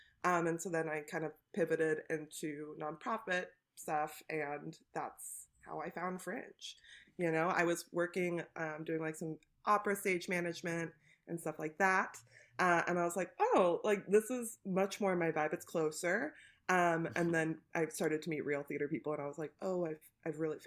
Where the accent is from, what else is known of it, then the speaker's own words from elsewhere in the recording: Southern California, United States; also born or lived in San Diego, California / Hemet, California; I grew up kind of between San Diego and this place called Hemet, California